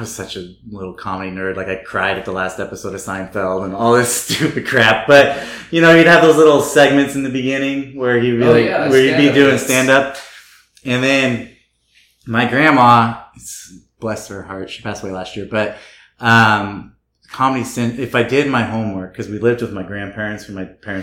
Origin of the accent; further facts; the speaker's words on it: Red Bluff, California, United States; moved away; I grew up actually in a small town in Northern California, called Red Bluff